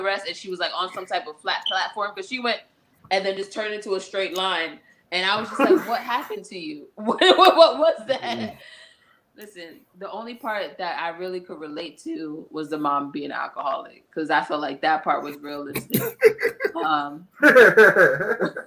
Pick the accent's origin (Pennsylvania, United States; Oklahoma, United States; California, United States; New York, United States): New York, United States; New York City; I grew up in Brooklyn